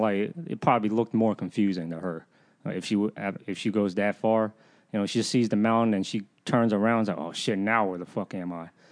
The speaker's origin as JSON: {"language": "English", "area": "the South", "region": "Southern United States", "country": "United States", "accent": "southern", "said": "why I sound so southern."}